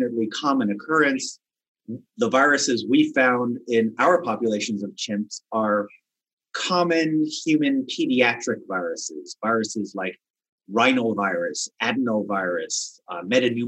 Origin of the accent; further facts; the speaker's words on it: Wisconsin, United States; my home state of Wisconsin